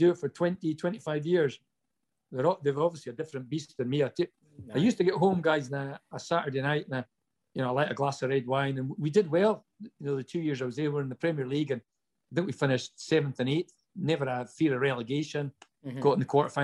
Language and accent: English; Inverness, Scotland, United Kingdom; my hometown club